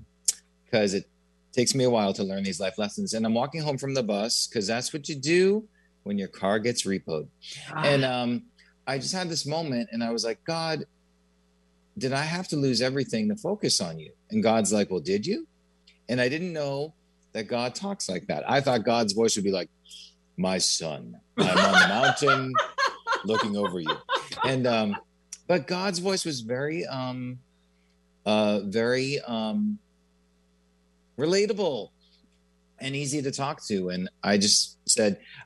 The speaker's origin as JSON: {"language": "English", "town": "Newton", "region": "Massachusetts", "country": "United States", "tie": "born or raised there", "said": "I grew up in Newton, Massachusetts, which is about 20 minutes outside of Boston."}